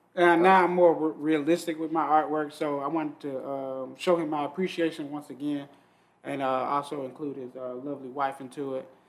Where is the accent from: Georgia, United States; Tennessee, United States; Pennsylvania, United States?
Georgia, United States; Atlanta; growing up in Atlanta